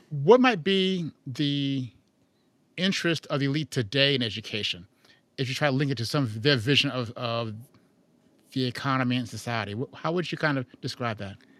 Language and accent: English; Chicago, Illinois, United States; I'm from Chicago